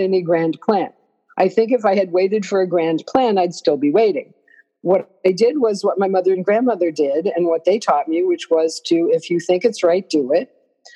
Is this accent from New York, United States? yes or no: yes; New York, United States; I'm a New Yorker